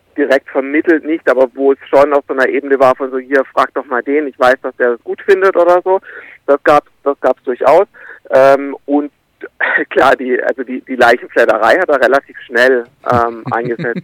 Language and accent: German; Karlsruhe area, Baden-Württemberg, Germany; ich bin im, im Umland irgendwie aufgewachsen, ich bin mit acht da zum ersten Mal hin